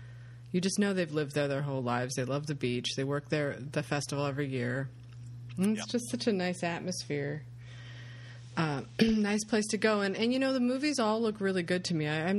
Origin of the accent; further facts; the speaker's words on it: United States; I'm an American.